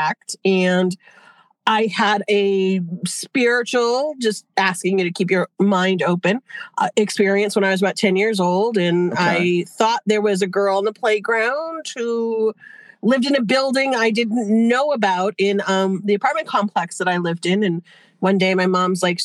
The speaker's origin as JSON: {"language": "English", "region": "Western Massachusetts", "country": "United States", "tie": "born or raised there", "also_born_or_lived": "Boston, Massachusetts / New Hampshire seacoast", "moved": "yes", "lives_now": "New Hampshire, United States", "said": "I was born in Boston. I grew up in cool. Western Mass. I'm on the New Hampshire seacoast now"}